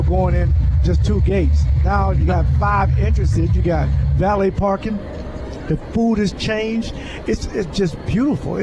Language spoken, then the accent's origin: English; Jacksonville, Florida, United States; moved away as an adult; also born or lived in Green Bay; growing up in Jacksonville